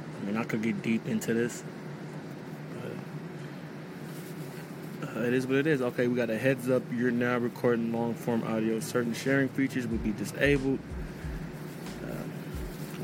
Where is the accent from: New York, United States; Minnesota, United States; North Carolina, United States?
New York, United States; New York City; I was raised in Jamaica, Queens